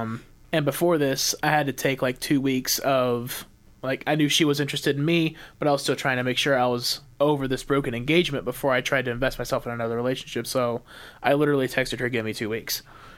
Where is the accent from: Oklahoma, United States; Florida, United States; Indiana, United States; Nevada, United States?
Indiana, United States; Columbus; It was a very normal thing for Columbus people. That's where we're originally from